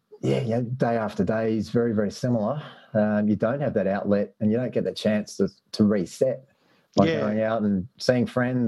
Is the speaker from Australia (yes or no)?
yes; Sydney, New South Wales, Australia; now in Melbourne, Australia; I'm from Sydney originally